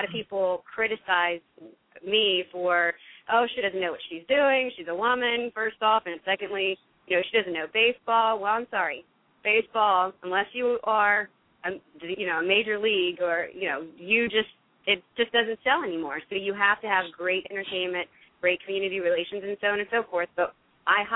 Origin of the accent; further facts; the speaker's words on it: near Baton Rouge, Louisiana, United States; moved away as an adult; also born or lived in Houma, Louisiana; now in New Jersey, United States; I am from Louisiana and originally from Houma, and I had grew up mostly near Baton Rouge